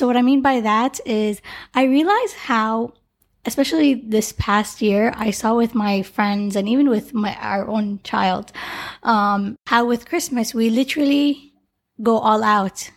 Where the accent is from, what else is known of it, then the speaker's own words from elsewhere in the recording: Canada; the name I grew up with in Canada